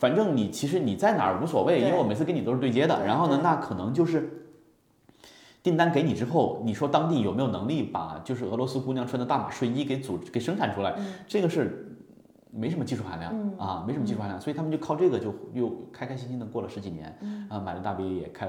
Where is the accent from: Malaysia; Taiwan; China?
China; Hunan; 我也是湖南人，